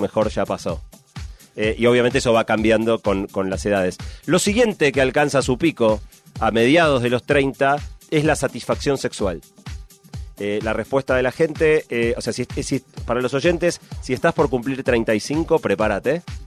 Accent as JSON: {"language": "Spanish", "country": "Argentina", "said": "viajar siendo argentino"}